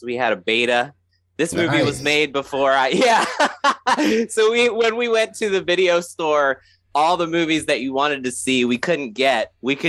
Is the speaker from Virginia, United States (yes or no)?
yes; Virginia Beach, Virginia, United States; moved away; a house I grew up in Virginia Beach that we had to move away from.